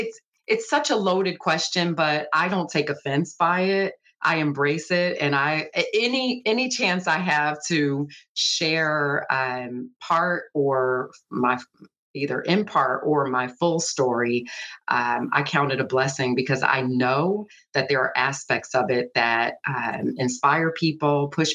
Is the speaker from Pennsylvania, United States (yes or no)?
yes; Philadelphia, Pennsylvania, United States; And that part of growing up in Philly definitely shaped me and probably the level of curiosity I have about people, places, and things.